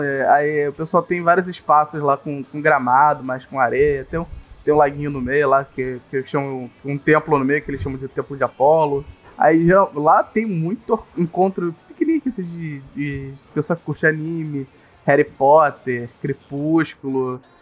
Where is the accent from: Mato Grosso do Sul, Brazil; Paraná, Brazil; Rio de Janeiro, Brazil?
Rio de Janeiro, Brazil; eu sou carioca